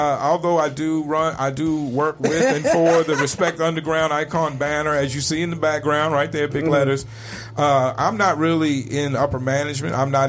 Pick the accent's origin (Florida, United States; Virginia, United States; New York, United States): Virginia, United States; Richmond; I lived in Richmond, Virginia my whole life. Went to college 2 years in North Carolina.